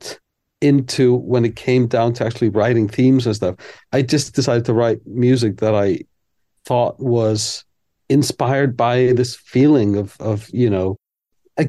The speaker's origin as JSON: {"language": "English", "country": "Iceland", "tie": "born or raised there", "said": "I'm from Iceland"}